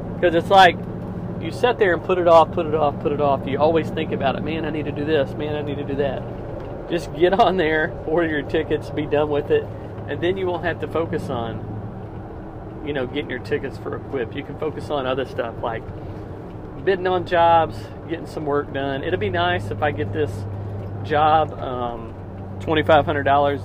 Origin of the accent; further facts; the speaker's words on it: Missouri, United States; it's about 30 minutes from my hometown